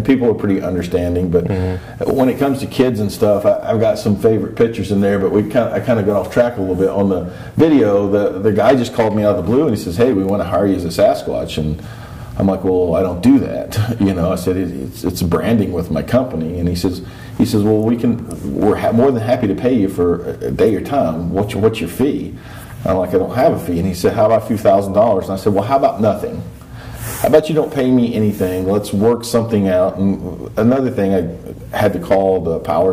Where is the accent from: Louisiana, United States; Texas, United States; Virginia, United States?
Virginia, United States; Gate City; moved away; My prior life was that's very connected in my hometown of Gate City, Virginia